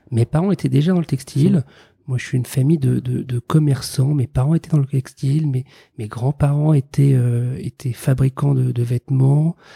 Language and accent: French; Paris suburbs, Île-de-France, France; J'ai grandi en banlieue parisienne